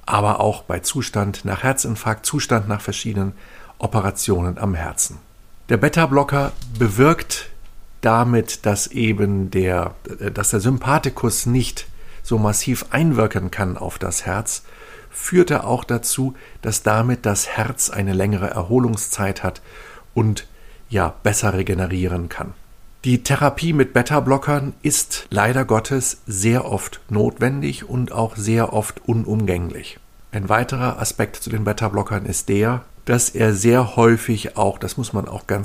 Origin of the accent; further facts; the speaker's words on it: Northern Germany, Germany; ich komme ja aus Norddeutschland, da gehen viele Menschen segeln.